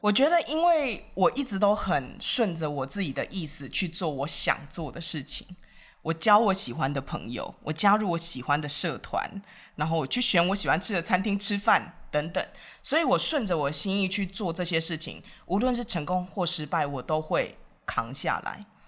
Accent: Taiwan; moved away as an adult; also born or lived in India; 身为台湾人，我为什么这么想

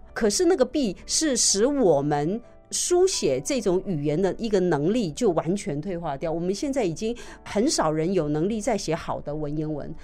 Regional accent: Taiwan; 我们台湾人

